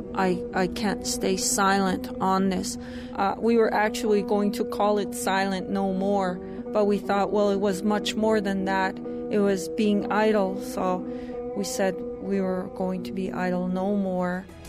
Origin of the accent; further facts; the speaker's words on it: Canada; I'm from the Treaty 6 territory in what is now known as Canada